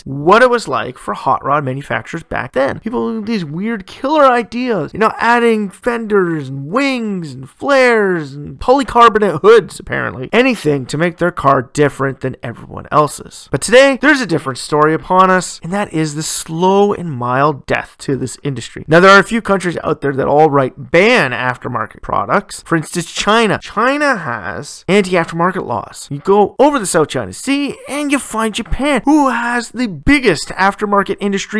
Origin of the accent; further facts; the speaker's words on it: Ontario, Canada; my home province of Ontario